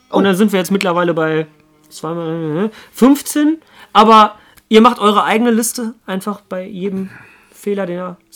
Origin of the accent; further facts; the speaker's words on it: Bielefeld, North Rhine-Westphalia, Germany; aber da, sowas als Bielefelder denkt man nicht an diesen Verein.